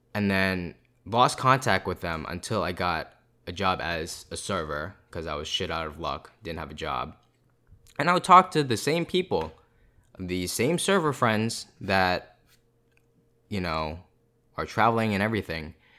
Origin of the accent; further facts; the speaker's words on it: Boston, East Coast, United States; I'm from the East Coast